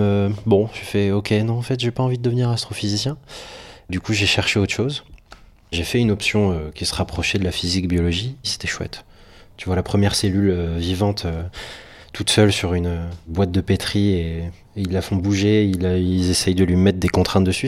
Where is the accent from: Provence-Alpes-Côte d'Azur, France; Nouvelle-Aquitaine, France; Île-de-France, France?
Nouvelle-Aquitaine, France; Poitiers; moved away as an adult; also born or lived in Brest; now in Paris, France; je suis breton, je suis né à Brest à la base. Et ensuite, on a déménagé en, Poitou-Charentes, à Poitiers. Et je suis resté là-bas jusqu'en bac plus 2